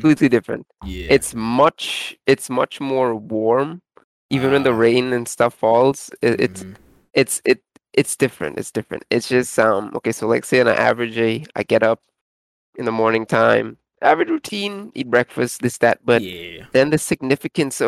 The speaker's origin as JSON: {"language": "English", "country": "Trinidad & Tobago", "said": "I'm from Trinidad and Tobago."}